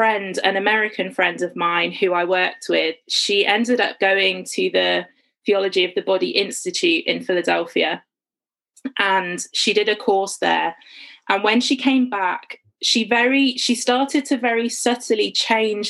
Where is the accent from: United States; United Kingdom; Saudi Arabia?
United Kingdom; Worcestershire, West Midlands; moved away as an adult; now in St Albans, United Kingdom; I grew up in Worcestershire in the West Midlands, but I've lived in and around St Albans for kind of the last about 9 years